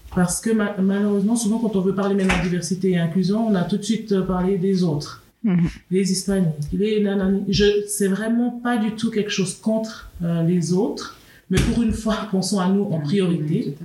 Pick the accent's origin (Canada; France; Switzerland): Switzerland; moi je suis née en Suisse, j'ai grandi en Suisse